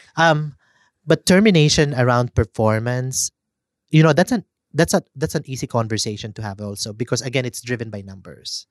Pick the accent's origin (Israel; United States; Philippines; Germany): Philippines; as Filipino